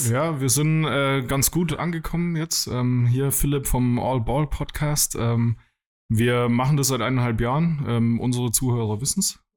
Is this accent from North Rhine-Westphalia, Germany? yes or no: no; Würzburg, Bavaria, Germany; also ich komme aus der Gegend um Würzburg.